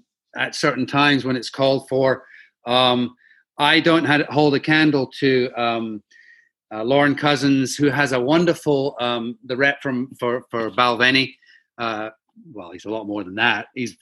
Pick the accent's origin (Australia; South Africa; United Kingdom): United Kingdom; Oban, Scotland; now in Los Angeles, United States; my hometown in the county of Argyll is Oban.